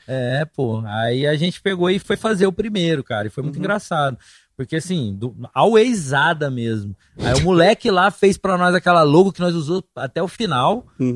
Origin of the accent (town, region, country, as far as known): Goiás, Brazil; moved away as an adult; also born or lived in São Paulo